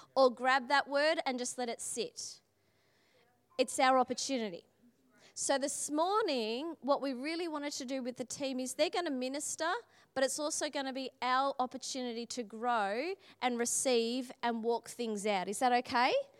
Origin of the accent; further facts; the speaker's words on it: Australia; I'm Australian